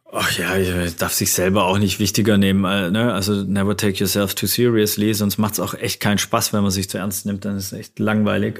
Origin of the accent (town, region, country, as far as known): Germany